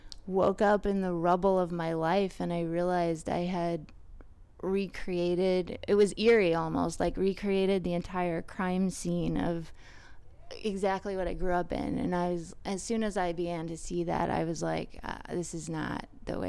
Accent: Huntington, New York, United States; Huntington, Long Island.

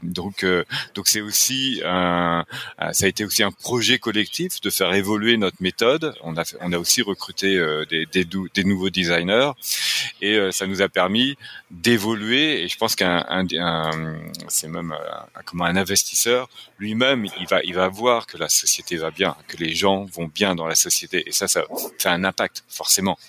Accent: France; accent: French; now in Quebec, Canada; je suis québécois, mais avec un accent français

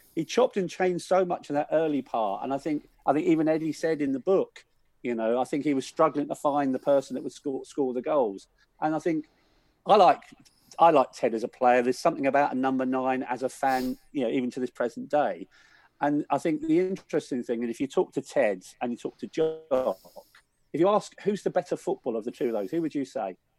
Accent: London, United Kingdom; I grew up in Willesden

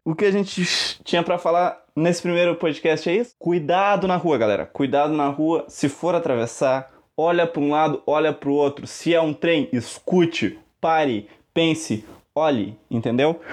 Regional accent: Canguçu, Rio Grande do Sul, Brazil; eu sou do Rio Grande do Sul, mais especificamente do Cu, também conhecido como Canguçu, é pertinho de Pelotas

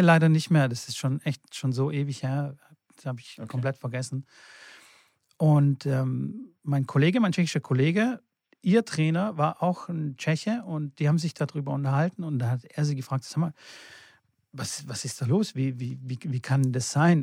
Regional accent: Fellbach, Baden-Württemberg, Germany; ich komme ja aus Stuttgart, aus äh, Fellbach-Schmieden

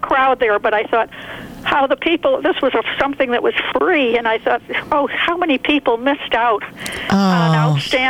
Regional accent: Naugatuck, Connecticut, United States; I'm from Naugatuck

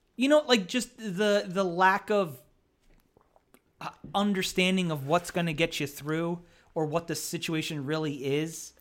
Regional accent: Hamburg, Pennsylvania, United States; also born or lived in Easton, Pennsylvania; where I grew up in Hamburg, Pennsylvania

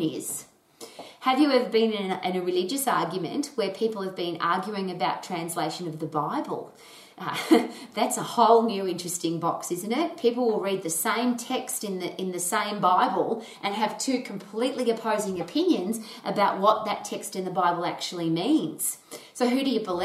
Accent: Australia; I was brought up in Australia

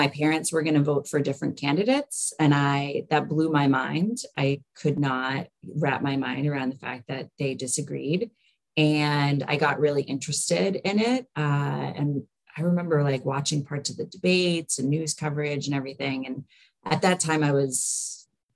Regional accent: Massachusetts, United States; moved away as an adult; also born or lived in Rhode Island / Long Island, New York / Birmingham, Alabama; now in Augusta, United States; I grew up actually in Massachusetts

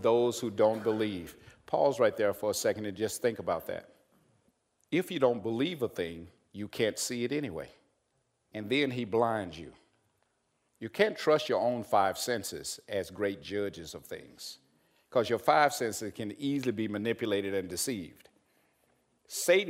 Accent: Arkansas, United States; I'm from Arkansas

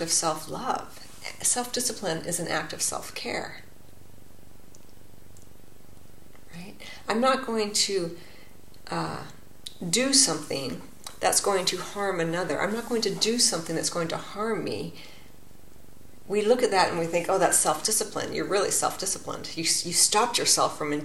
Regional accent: California, United States; my home state of California

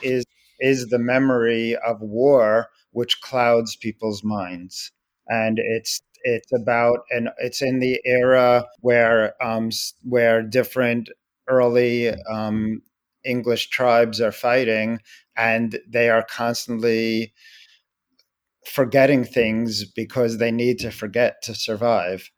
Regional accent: United States; an American Jew whose grandparents were in the Holocaust

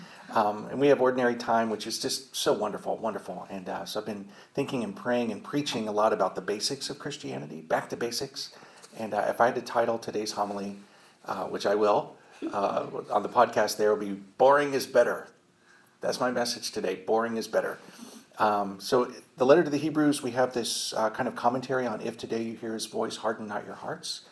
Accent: Indiana, United States; I'm from Indiana

